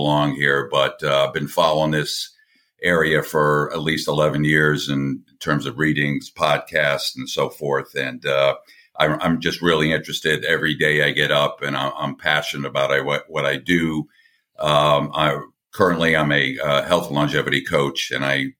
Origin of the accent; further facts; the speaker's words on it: Long Island, New York, United States; also born or lived in Connecticut / Atlanta, Georgia / Tampa, Florida; now in St. Petersburg, United States; I grew up on Long Island in New York